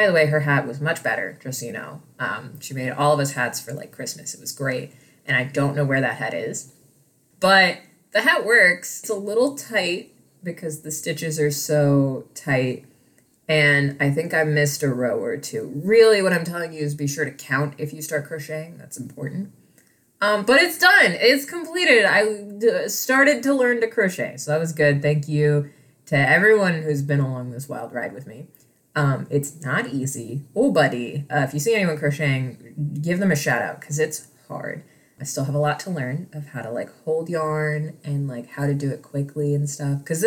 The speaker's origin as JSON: {"language": "English", "region": "Midwest", "country": "United States", "tie": "born or raised there", "said": "I grew up in the Midwest"}